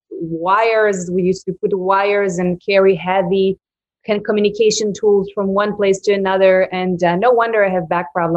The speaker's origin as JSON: {"language": "English", "area": "Krayot, near Haifa", "region": "Haifa District", "country": "Israel", "tie": "born or raised there", "also_born_or_lived": "New York", "moved": "as an adult", "lives_now": "United States", "said": "I grew up in North Israel in a small neighborhood named Krayot. It's near Haifa."}